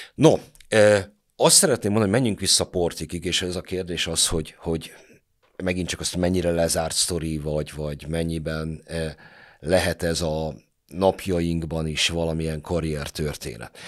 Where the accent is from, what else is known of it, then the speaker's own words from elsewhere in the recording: Budapest, Hungary; Én a hetedik kerületben nőttem fel